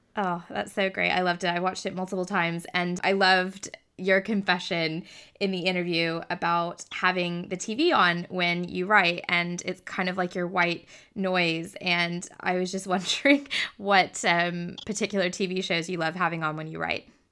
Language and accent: English; Texas, United States; I grew up in Texas